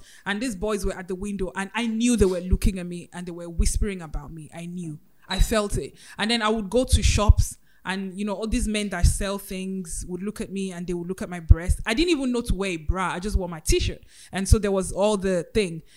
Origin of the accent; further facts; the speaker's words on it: Ilorin, Kwara, Nigeria; I grew up in Ilorin, Kwara State